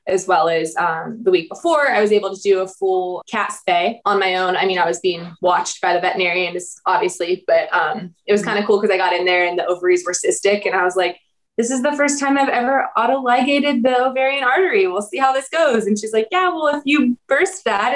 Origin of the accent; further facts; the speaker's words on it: Columbus, Ohio, United States; born and raised in Columbus.